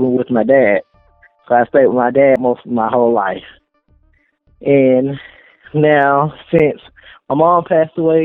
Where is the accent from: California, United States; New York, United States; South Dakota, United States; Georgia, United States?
Georgia, United States; Atlanta; I'm from Atlanta, Georgia. Born in Grady Memorial Hospital.